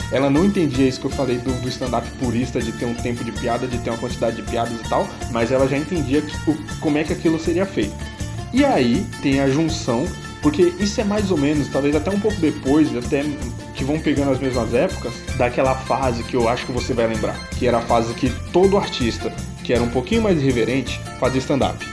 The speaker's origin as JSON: {"language": "Portuguese", "town": "Embu das Artes", "region": "São Paulo", "country": "Brazil", "said": "eu sou do Imbu. O Imbu e o Tabuão são bem colados e eu moro exatamente na divisa"}